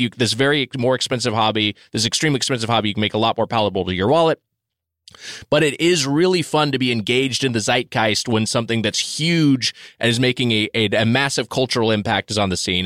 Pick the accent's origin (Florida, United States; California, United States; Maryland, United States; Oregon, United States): California, United States; Southern; I grew up in Southern California